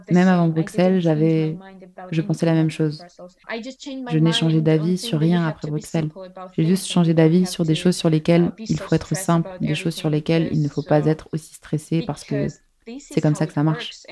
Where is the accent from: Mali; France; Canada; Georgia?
Georgia; Abkhazia; si j'étais née en Géorgie, um, parce que je suis née et j'ai grandi en Abkhazie, je sais tout sur la uh, corruption.